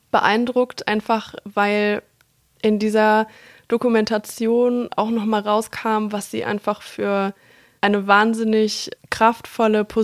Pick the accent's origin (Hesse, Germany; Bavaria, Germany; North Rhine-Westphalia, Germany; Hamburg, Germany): Bavaria, Germany; Munich; born there; Geboren bin ich in München, also ganz andere